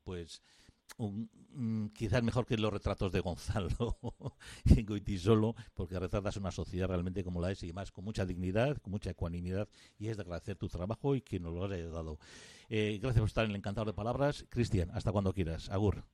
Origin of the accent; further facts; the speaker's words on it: Arteaga, Basque Country, Spain; yo soy de Arteaga, de un pueblo de, cerca de Gárnica